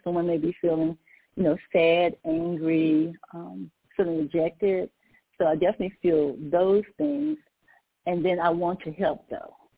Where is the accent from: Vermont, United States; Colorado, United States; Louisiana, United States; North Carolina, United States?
Louisiana, United States; Natchitoches; now in Maryland, United States; I'm a native of Natchitoches, Louisiana.